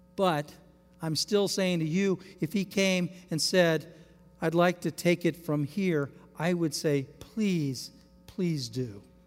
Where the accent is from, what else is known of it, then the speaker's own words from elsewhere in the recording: United States; as American Christians.